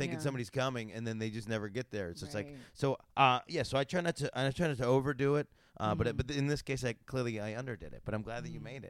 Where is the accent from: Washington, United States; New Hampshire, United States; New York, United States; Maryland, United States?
New York, United States; I'm from New York